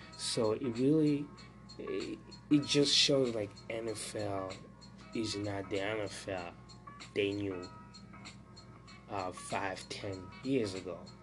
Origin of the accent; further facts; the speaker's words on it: Burundi; moved away; since I was a, a young teenager back in Burundi, my home country